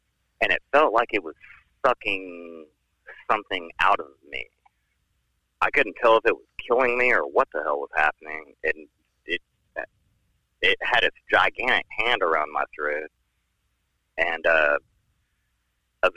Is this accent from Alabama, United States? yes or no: yes; Alabama, United States; I'm from Alabama